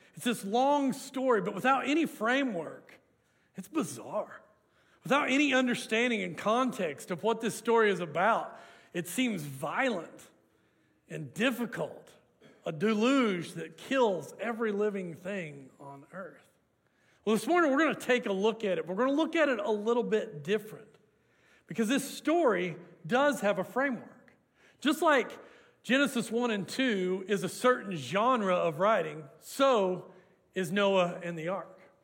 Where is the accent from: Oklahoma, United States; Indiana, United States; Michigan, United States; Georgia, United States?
Oklahoma, United States; Hooker; now in Canadian, Texas, United States; I grew up in the Te- Oklahoma Panhandle, and we had an urban legend in Hooker, Oklahoma